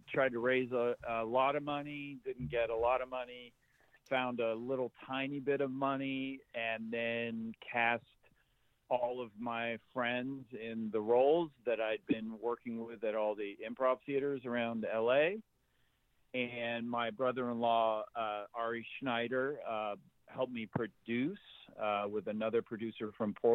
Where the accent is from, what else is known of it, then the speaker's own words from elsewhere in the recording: Zimbabwe; now in United States; I grew up in Zimbabwe and watched a lot of Westerns at the drive-in theater, and then moved here in the mid-80s to the United States